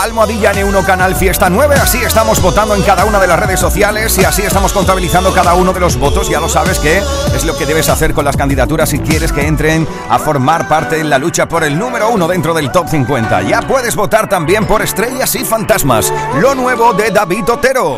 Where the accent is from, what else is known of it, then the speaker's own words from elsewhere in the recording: Huelva, Andalusia, Spain; de Huelva, de mi tierra